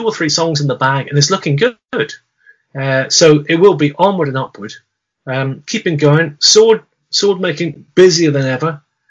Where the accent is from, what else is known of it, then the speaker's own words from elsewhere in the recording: South West England, United Kingdom; coming right back to the beginning of our conversation about amoebics growing up in Devon